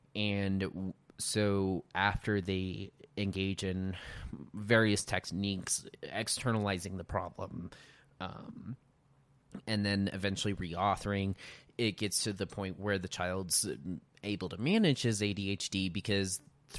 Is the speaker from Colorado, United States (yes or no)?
yes; Montrose, Colorado, United States; Montrose, Colorado.